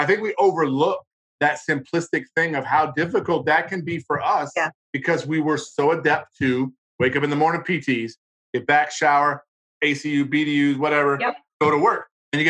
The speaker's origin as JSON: {"language": "English", "region": "Hawaii", "country": "United States", "tie": "born or raised there", "said": "I grew up in Hawaii as a kid. My dad was in the Navy and then I was stationed in Hawaii."}